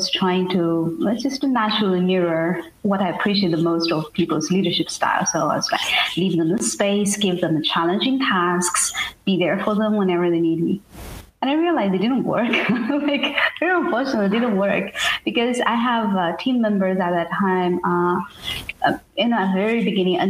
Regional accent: China; moved away; I was born and raised in China in a very small place and one of the poorest provinces.

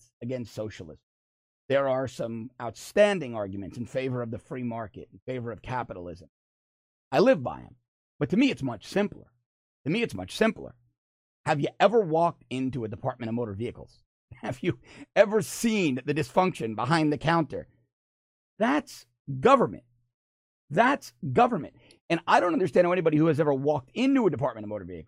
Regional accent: New York City, New York, United States; now in South Florida, United States; I grew up in Queens

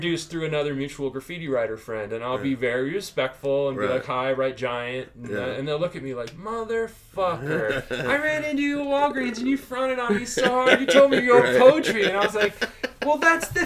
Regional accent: Albuquerque, New Mexico, United States; growing up in Albuquerque

